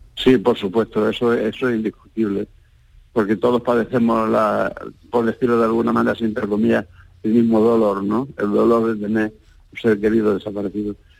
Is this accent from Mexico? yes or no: no; Andalusia, Spain; now in Barcelona, Spain; aunque somos andaluces